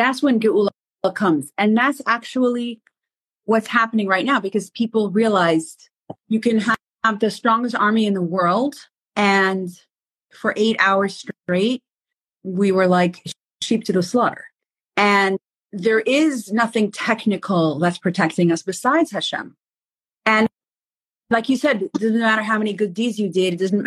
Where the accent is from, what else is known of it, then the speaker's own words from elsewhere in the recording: New York, United States; now in Israel; I'm from New York